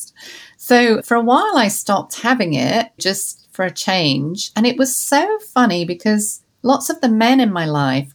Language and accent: English; London, United Kingdom; growing up in London